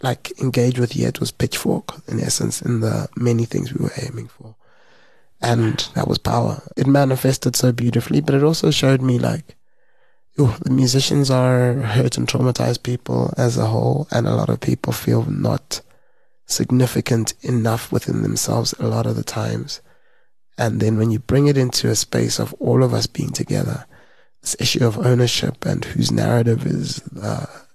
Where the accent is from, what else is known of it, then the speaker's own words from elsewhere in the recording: South Africa; as a South African